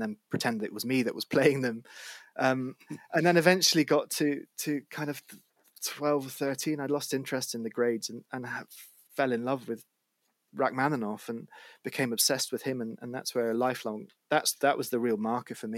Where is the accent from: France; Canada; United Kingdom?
United Kingdom; Edinburgh, Scotland; I was born in Edinburgh